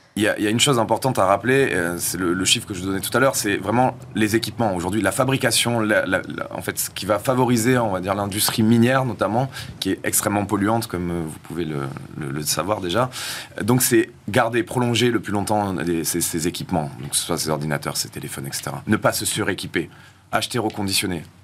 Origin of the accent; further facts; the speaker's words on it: South-West, south-west France, France; je viens aussi du Sud-Ouest, je suis rugbyman